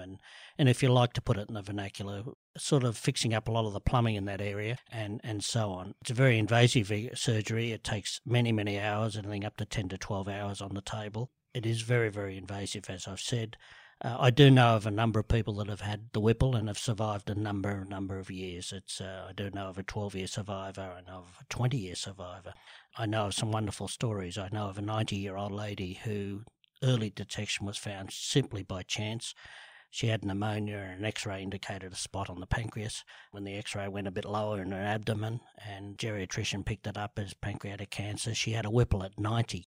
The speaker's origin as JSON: {"language": "English", "town": "Sydney", "region": "New South Wales", "country": "Australia", "tie": "born or raised there", "said": "grew up in the eastern suburbs, um, from Rose Bay to Bellevue Hill to North Bondi, back to Vaucluse, back to Bellevue Hill"}